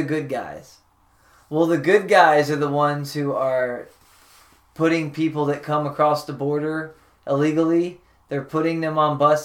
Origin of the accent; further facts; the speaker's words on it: Dallas, Texas, United States; I was born in Dallas